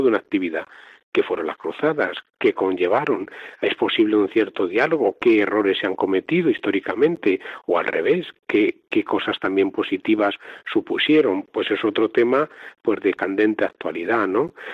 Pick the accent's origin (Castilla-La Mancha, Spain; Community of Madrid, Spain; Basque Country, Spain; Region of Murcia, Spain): Castilla-La Mancha, Spain; Talavera de la Reina; soy natural de Talavera de la Reina, en la diócesis de Toledo